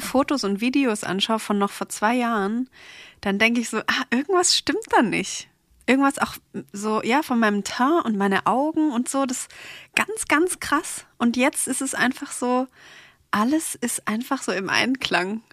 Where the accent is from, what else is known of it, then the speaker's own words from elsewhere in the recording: Stuttgart, Baden-Württemberg, Germany; ich komme aus Stuttgart